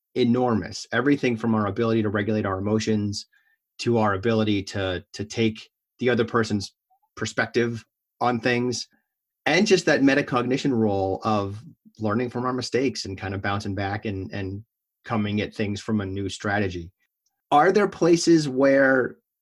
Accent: Massachusetts, United States; we're both from Massachusetts

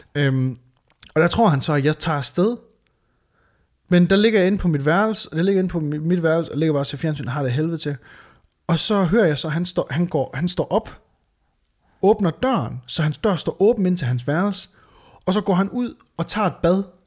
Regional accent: Varde, Southern Denmark, Denmark; now in Aarhus, Denmark; da jeg flytter fra, øh, fra Varde, du ved, hvor jeg, øh, hvor jeg er fra

